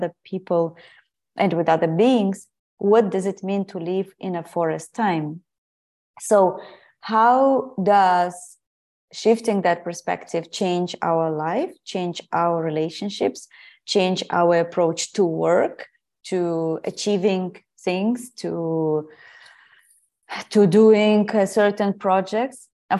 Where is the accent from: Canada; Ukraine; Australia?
Ukraine; English is a second language; also born or lived in Portugal; I guess I've always been very tuned in with nature, thanks to my family, my grandmothers, and where I grew up in Ukraine.